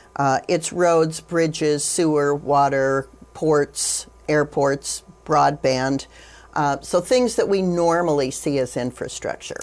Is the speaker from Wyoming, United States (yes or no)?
yes; Wyoming, United States; having been born and raised in Wyoming, uh, being, uh, a fourth generation, uh, Wyoming, uh, native